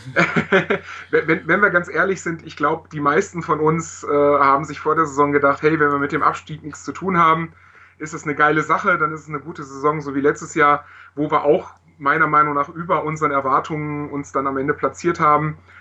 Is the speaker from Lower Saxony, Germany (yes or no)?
no; Augsburg, Bavaria, Germany; also born or lived in Heidenheim; Ursprünglich komme ich aus Augsburg und wohne da.